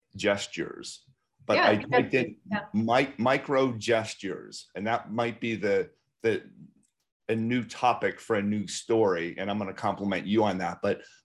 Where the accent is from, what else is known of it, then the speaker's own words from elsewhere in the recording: Pittsburgh, Pennsylvania, United States; I keep on getting calls from XYZ Limited Service Hotel in Pittsburgh, and I'm from Pittsburgh.